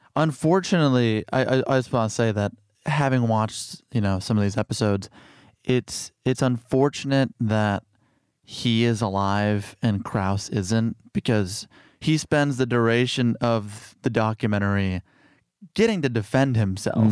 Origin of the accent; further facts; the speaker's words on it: Chicago, Illinois, United States; I grew up in Chicago, o, on the South Side